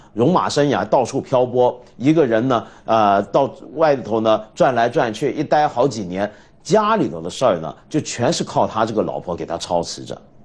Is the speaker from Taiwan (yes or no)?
no; China; 我们中国人